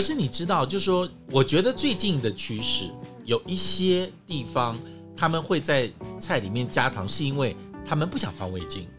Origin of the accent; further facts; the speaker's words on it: Taipei, Taiwan; 我们台北人